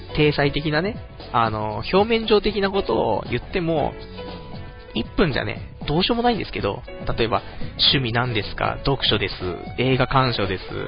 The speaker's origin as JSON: {"language": "Japanese", "region": "Saitama", "country": "Japan", "tie": "born or raised there", "said": "僕の地元の埼玉の"}